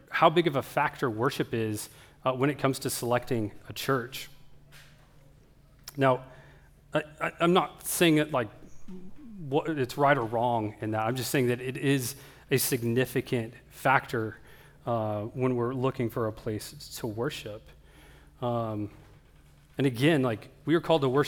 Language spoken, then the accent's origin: English; Oklahoma, United States; I grew up in Oklahoma